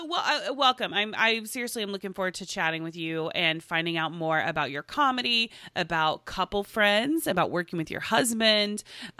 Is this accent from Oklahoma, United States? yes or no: yes; Tulsa, Oklahoma, United States; moved away; we're from Oklahoma originally. And it literally we're from Tulsa.